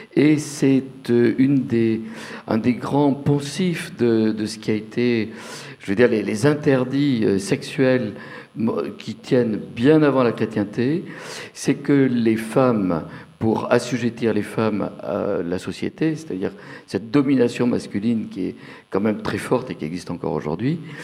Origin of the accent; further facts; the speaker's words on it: Bordeaux, Nouvelle-Aquitaine, France; now in Paris, France; j'ai le souvenir dans mon enfance à Bordeaux dans les années 50